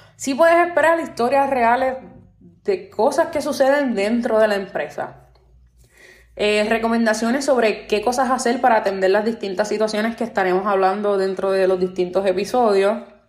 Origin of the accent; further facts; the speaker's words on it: Puerto Rico; soy nacida y criada en Puerto Rico, la isla del encanto